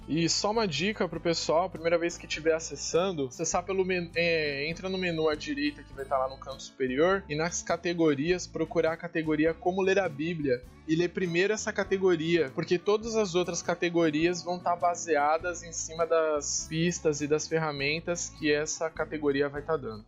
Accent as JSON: {"language": "Portuguese", "region": "São Paulo", "country": "Brazil", "tie": "born or raised there", "said": "Eu sou natural de São Paulo"}